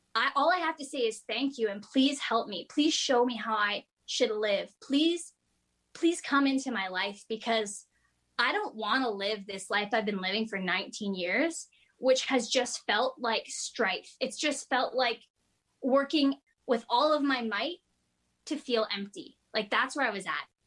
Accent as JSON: {"language": "English", "town": "Kingston", "region": "Ontario", "country": "Canada", "tie": "born or raised there", "said": "I'm from Kingston, Ontario. Um, actually, I grew up in the country in a rural area outside of Kingston."}